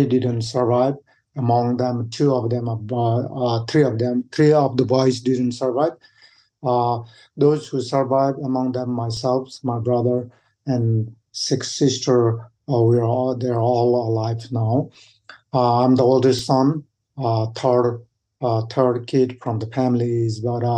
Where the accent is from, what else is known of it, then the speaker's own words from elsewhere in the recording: Kami, Koshi Province, Nepal; English is a second language; moved away as an adult; now in United States; I was grown up in a town called Kami, which is high in Himalayas in Nepal, close to Everest regions, about 12,500 to 13,000 feet. Growing up with 8 siblings.